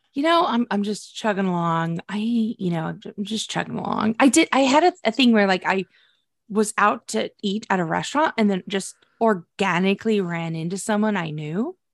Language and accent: English; United States; we are American, our schools are terrible